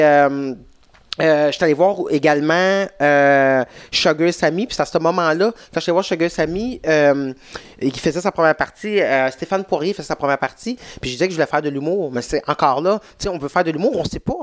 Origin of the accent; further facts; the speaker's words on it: Saint-Jean-sur-Richelieu, Quebec, Canada; j'ai grandi à Saint-Jean